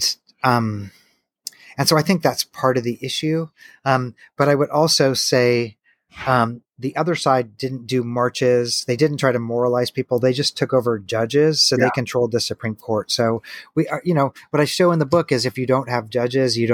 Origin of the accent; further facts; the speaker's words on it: Missouri, United States; now in Tennessee, United States; I come from Missouri. It's not like guns are super foreign to me. I live in Tennessee